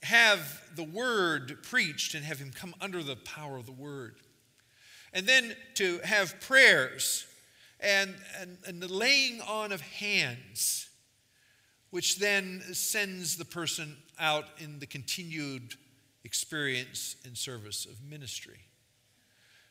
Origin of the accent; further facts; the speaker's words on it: New Castle, Pennsylvania, United States; also born or lived in England; now in Massachusetts, United States; I'm here from Massachusetts, but I'm originally from Newcastle, Pennsylvania